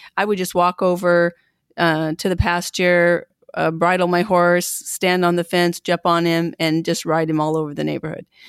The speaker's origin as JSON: {"language": "English", "town": "Pendleton", "region": "Oregon", "country": "United States", "tie": "born or raised there", "said": "I'm from Pendleton, Oregon, a little, again, a little town, uh, about fourteen thousand people when I was growing up."}